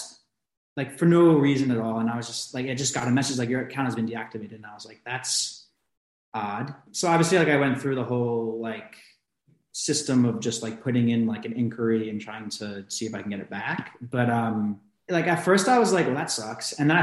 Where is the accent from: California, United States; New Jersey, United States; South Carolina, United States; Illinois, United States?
New Jersey, United States; moved away as an adult; now in Portugal; originally I'm from New Jersey.